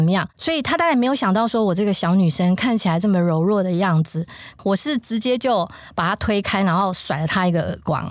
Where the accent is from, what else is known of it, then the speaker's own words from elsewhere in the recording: Taoyuan, Taiwan; moved away as an adult; also born or lived in Hualien; 我是桃园人